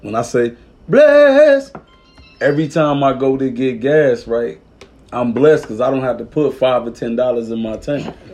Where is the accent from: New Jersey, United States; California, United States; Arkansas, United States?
Arkansas, United States; I'm from Arkansas